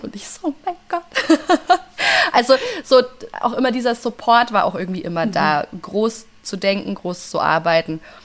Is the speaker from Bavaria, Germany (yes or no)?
yes; Franconia, Bavaria, Germany; ich bin eine Fränkin durch und durch, ich bleibe